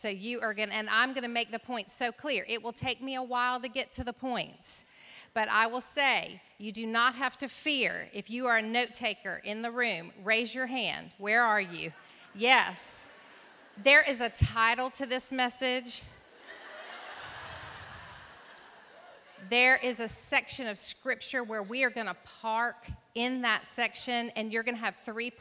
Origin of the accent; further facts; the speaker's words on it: North Carolina, United States; here in my home state of North Carolina